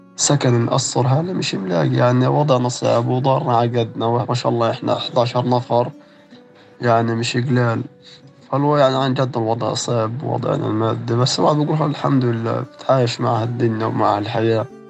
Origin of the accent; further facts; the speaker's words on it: Gaza, Gaza Strip, Palestine; انولدت في غزة وسكان غزة